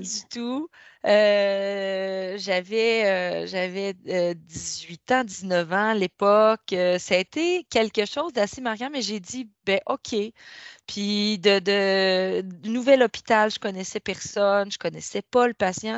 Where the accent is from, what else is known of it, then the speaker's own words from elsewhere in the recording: Rivière-au-Renard, Quebec, Canada; moved away; je suis native de la Gaspésie, d'un petit village qui s'appelle Rivière-au-Renard